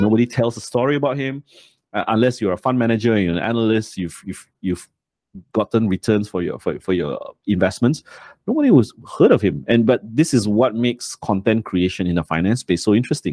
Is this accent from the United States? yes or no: no; Malaysia; I'm ashamed as a Malaysian